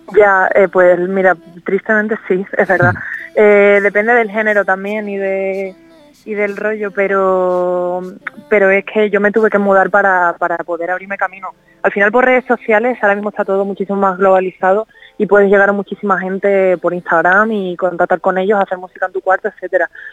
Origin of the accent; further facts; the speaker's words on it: Cádiz, Andalusia, Spain; yo soy de Cádiz